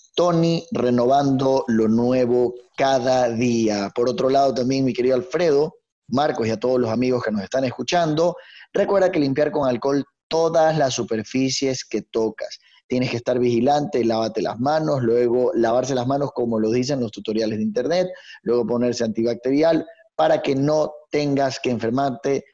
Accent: Ecuador; tenemos que trabajar como, como, ecuatorianos

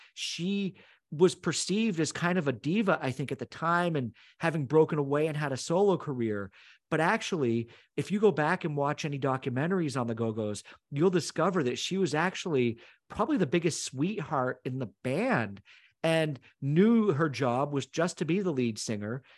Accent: Northern Vermont, United States; growing up in Northern Vermont, a lot of us went to the Montreal Forum

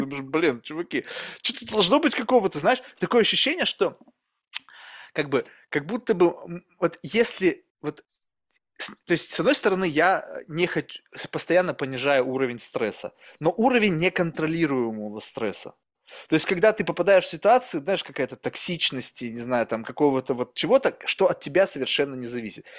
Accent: Russia; moved away; also born or lived in California; я вырос в России

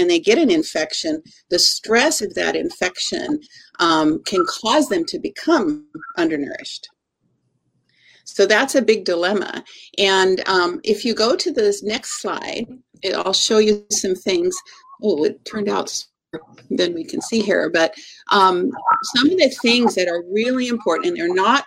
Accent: Eastern Washington, United States; I grew up in Eastern Washington, and my father was a scientist at Hanford

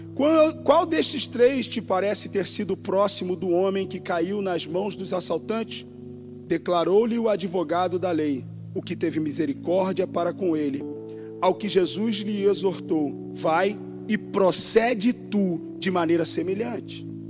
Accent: Rio de Janeiro, Brazil; accent: carioca; now in São Paulo, Brazil; eu sou do Rio de Janeiro, não tem nem quase sotaque

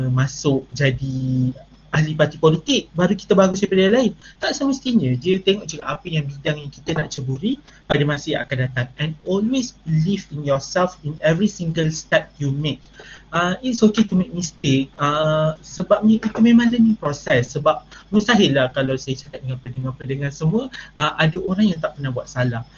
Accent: Malaysia; anak Malaysia yang sangat patriotik

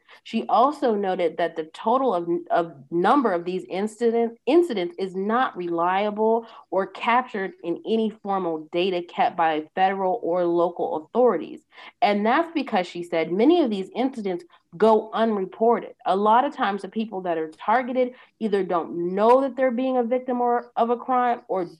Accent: Pennsylvania, United States; my parents' first home was in a pretty affluent neighborhood where I grew up in Pennsylvania for part of my life.

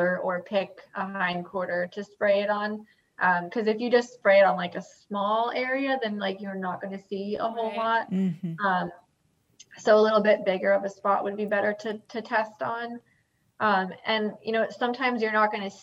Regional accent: Long Island, New York, United States; moved away; I'm originally from Long Island

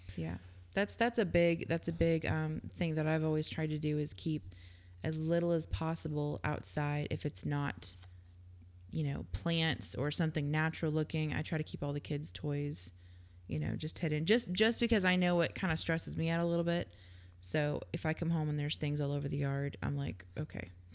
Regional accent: Georgia, United States; I grew up in Georgia

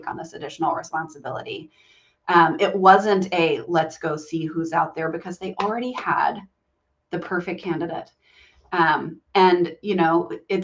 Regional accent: Southern Virginia, United States; I grew up in Southern Virginia and in a very Southern family

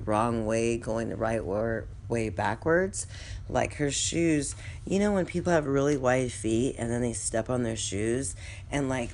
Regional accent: California, United States; now in New Orleans, United States; my hometown in California

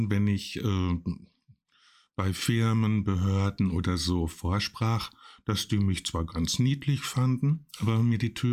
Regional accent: Schwerte, North Rhine-Westphalia, Germany; Und da beschloss ich, die Städte oder jedenfalls meine Heimatstadt Schwerte ein bisschen grüner zu machen.

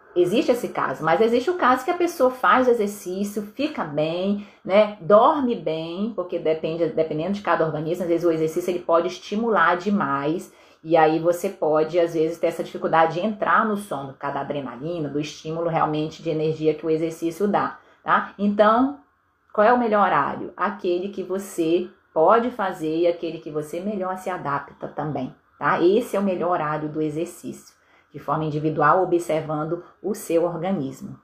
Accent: Vitória, Espírito Santo, Brazil; eu sou de Vitória, no Espírito Santo

